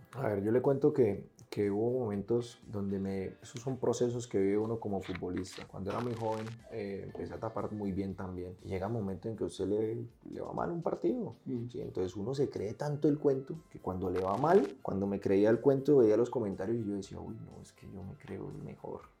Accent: Bucaramanga, Santander, Colombia; Entonces llego al barrio, en Cañaveral, me crié toda la vida en Cañaveral

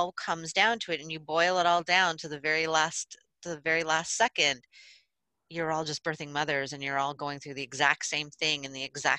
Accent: Ireland; being Irish myself

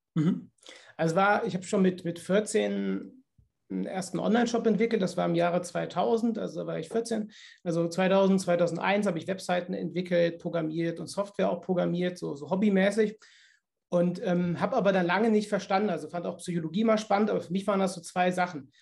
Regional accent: Cologne, North Rhine-Westphalia, Germany; bei uns in Köln

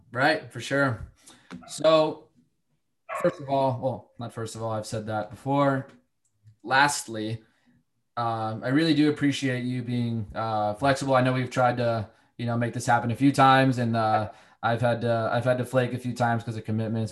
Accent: Connecticut, United States; moved away as an adult; also born or lived in Charlotte / Virginia; I've lived in Charlotte, I've lived in Virginia, I'm from Connecticut. You know, my family's local, but you know, I've lived all over the place for various opportunities.

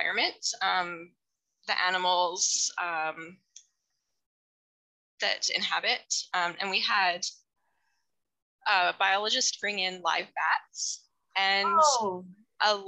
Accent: Hinton, Alberta, Canada; now in Edson, Canada; I grew up in Hinton

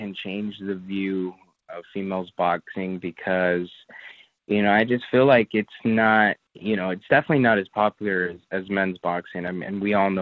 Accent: Los Angeles, California, United States; moved away; we're from Los Angeles

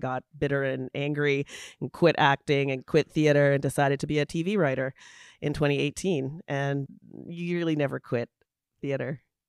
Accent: London, Ontario, Canada; I grew up in London, Ontario, and I got into theater

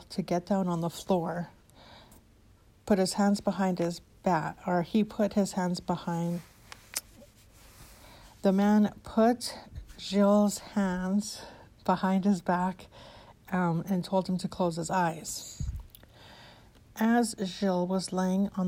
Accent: Edmonton, Alberta, Canada; my hometown of Edmonton, Alberta, Canada

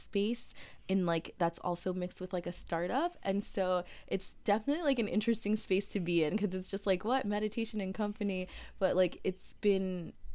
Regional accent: Connecticut, United States; moved away as an adult; also born or lived in Washington, District of Columbia, United States / Seattle; I'm from Connecticut originally, and, like, I'd always, like, I left home, I think, like, not fairly quickly, but I left Connecticut, like, right after college

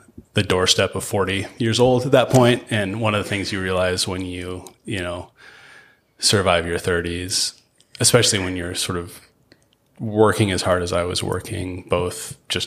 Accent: Spokane, Washington, United States; learning to love my hometown

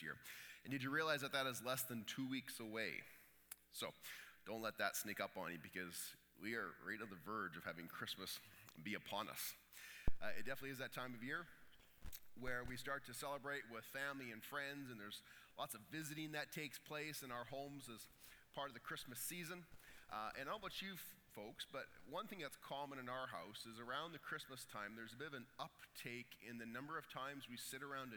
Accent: Canada; we're Canadian.

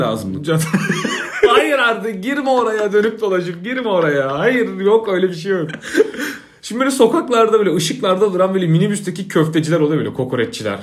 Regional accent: Isparta, Turkey; now in Istanbul, Turkey; benim mem Isparta

